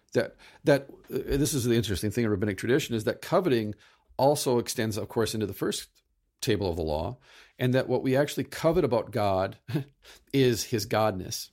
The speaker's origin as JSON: {"language": "English", "country": "United States", "said": "I'm from the United States"}